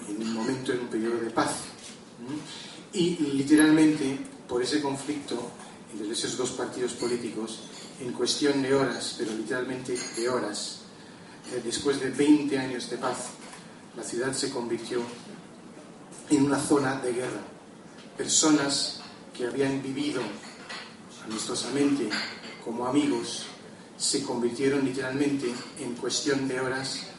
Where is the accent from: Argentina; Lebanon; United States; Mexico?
Lebanon; born there; sabéis que yo nací en el Líbano, que es un país que últimamente en los últimos tiempos ha habido muchísimos conflictos y muchas guerras